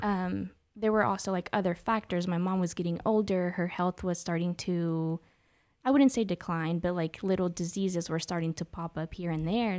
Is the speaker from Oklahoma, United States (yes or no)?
yes; Oklahoma City, Oklahoma, United States; also born or lived in San Luis Potosí, Mexico / Mexico City, Mexico; Oklahoma City raised, uh, Southside, Capitol Hill